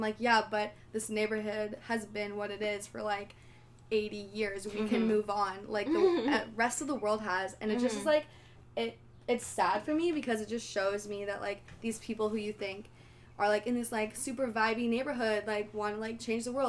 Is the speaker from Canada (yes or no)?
yes; Ottawa, Ontario, Canada; I'm like from Ottawa, so it's a bit of a different vibe with the whole housing thing. As well, I also live with my parents.